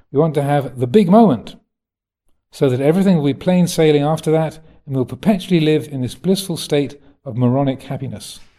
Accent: England, United Kingdom; It's being English, I can, can say that.

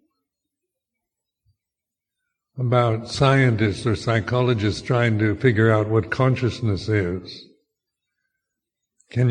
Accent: United States; my cultural conditioning of being American in my generation

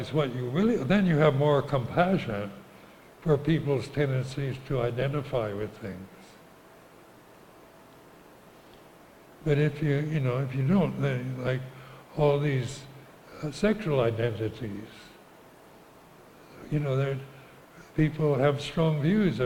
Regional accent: United States; moved away as an adult; also born or lived in Thailand; I was brought up as an American

